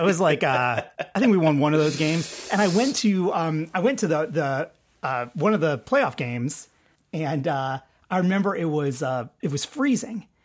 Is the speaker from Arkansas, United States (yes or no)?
no; Detroit, Michigan, United States; Detroit Tigers, my, my hometown team